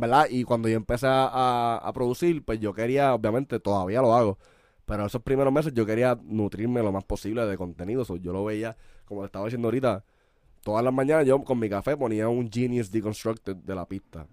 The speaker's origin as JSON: {"language": "Spanish", "region": "San Juan metropolitan area", "country": "Puerto Rico", "said": "nosotros somos de la Metro"}